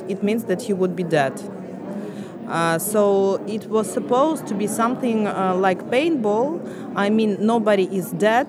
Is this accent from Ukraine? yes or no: yes; Ukraine; I came from Ukraine.